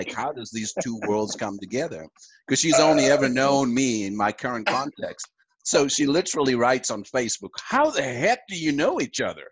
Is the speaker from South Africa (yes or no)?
yes; South Africa; moved away as an adult; also born or lived in Toronto, Canada; now in Calgary, Canada; I'm originally from South Africa